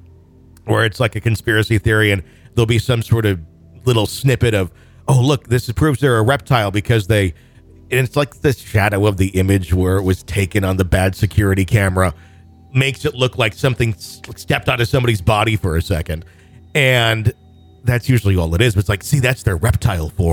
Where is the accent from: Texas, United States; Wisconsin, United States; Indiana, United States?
Wisconsin, United States; I grew up in Wisconsin